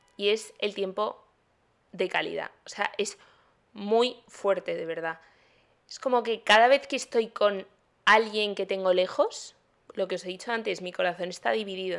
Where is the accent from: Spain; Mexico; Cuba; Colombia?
Spain; Madrid, Community of Madrid; moved away as an adult; now in Miami, United States; soy de Madrid, pero hace un año tuve la gran idea de venirme a otro continente a hacer un máster